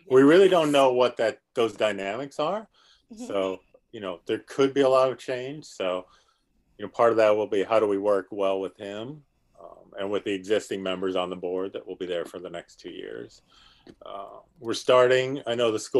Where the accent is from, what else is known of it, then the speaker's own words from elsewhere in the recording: South Dakota, United States; moved away as an adult; now in Stafford County, Virginia, United States; I grew up in South Dakota